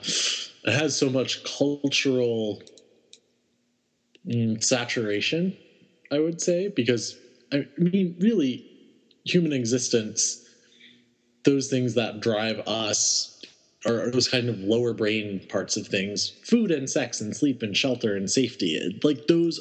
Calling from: Woodbridge, Virginia, United States; I am calling in from Woodbridge, Virginia

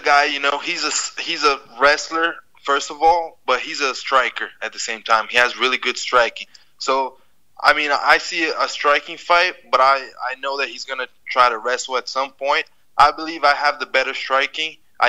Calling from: Brazil; From Brazil. I'm in Brazil right now.

